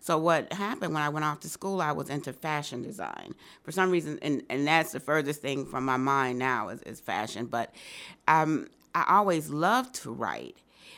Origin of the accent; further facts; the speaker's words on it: Rochester, New York, United States; also born or lived in Bogalusa, Louisiana; So I was born in Bogalusa, raised there till I was 5. My mom had moved to Rochester in pursuit of a better opportunity, like a lot of people did during that time.